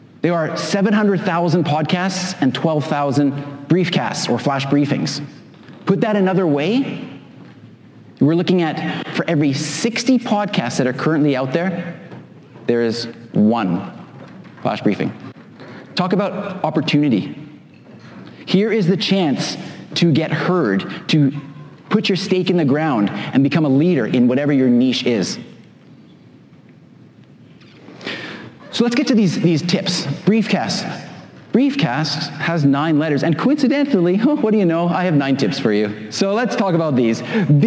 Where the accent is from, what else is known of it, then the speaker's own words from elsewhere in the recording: Vancouver, British Columbia, Canada; this is my hometown. Anybody know where this is? Vancouver